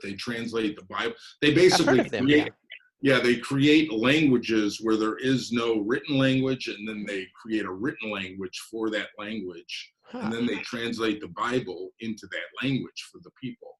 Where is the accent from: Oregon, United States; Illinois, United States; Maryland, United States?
Illinois, United States; Chicago; raised in a big family. We had 12 kids on the south side of Chicago